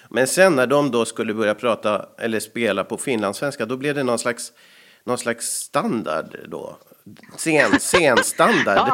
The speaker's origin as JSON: {"language": "Swedish", "country": "Sweden", "accent": "rikssvenska", "said": "jag var ju från Sverige som skådespelare"}